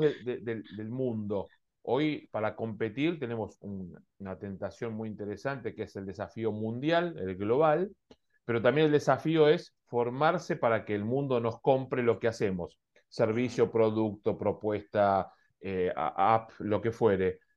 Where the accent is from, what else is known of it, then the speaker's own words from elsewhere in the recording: Argentina; Yo recuerdo de niño en Argentina